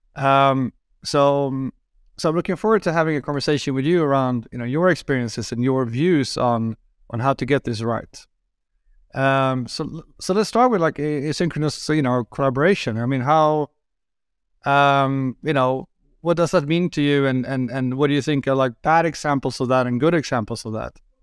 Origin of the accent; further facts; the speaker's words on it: Sweden; I'm from Sweden